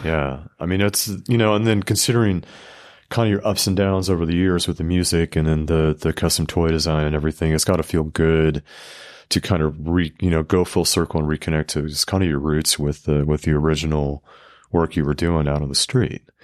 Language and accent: English; West Coast, United States; moved away; I'm from the West Coast